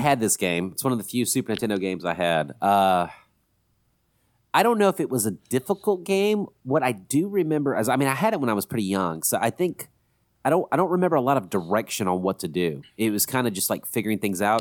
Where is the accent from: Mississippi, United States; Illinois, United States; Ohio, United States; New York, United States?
Mississippi, United States; Columbus; also born or lived in Forest, Mississippi; we grew up in Columbus, Mississippi, which is a lot bigger than Forest, Mississippi, where we all went to high school together